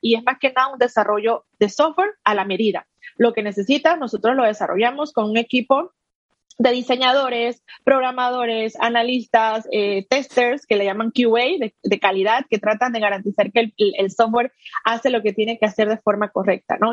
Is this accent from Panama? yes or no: yes; Panama; also born or lived in United States; soy panameña